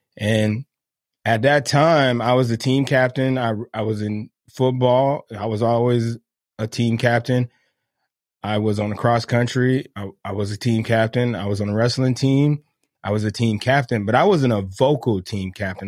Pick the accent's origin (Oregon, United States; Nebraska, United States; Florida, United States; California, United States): Florida, United States; Miami; moved away as an adult; I grew up in Miami, Florida